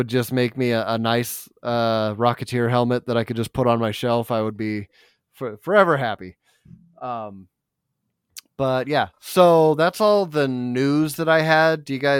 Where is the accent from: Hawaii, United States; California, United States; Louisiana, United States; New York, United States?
California, United States; where I grew up in California.